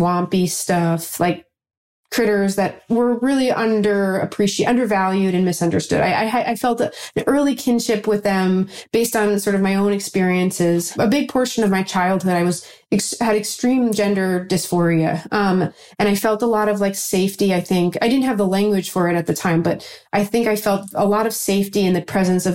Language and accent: English; New York, United States; I'm from New York